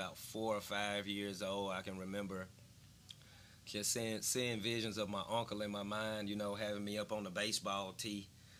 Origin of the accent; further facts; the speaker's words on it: Birmingham, Alabama, United States; So I grew up right in Powley Hills, and it was a very community-oriented environment, right? So the history goes back with my family, I mean, to my grandfather.